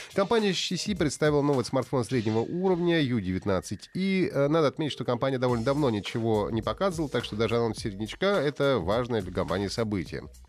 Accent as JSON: {"language": "Russian", "region": "Urals", "country": "Russia", "tie": "born or raised there", "said": "Их детство прошло на Урале, как у нас с Павлом"}